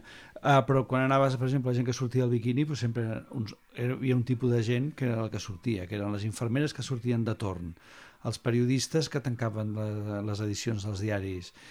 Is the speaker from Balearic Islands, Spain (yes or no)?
no; Barcelona, Catalonia, Spain; Jo havia viscut sempre a Barcelona, primer a Poble després a Gràcia